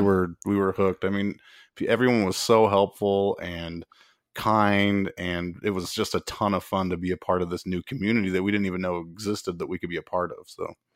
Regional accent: Utah, United States; we're both originally from Utah

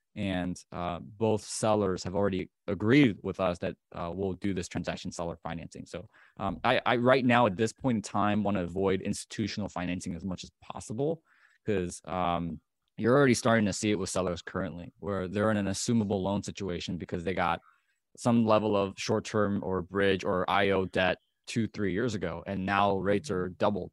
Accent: Chicago, Illinois, United States; I'm, I'm from Chicago, the Chicagoland area

